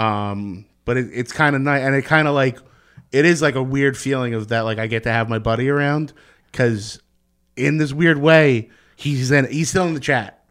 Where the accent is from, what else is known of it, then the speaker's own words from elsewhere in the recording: Secaucus, New Jersey, United States; I grew up in Seacogg's, New Jersey. I'm right over the Hudson River.